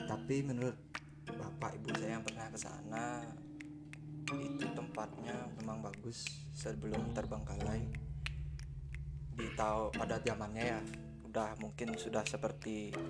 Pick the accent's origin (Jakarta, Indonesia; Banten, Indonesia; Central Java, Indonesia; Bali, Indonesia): Bali, Indonesia; Denpasar; Saya 23 tahun, asal dari Denpasar.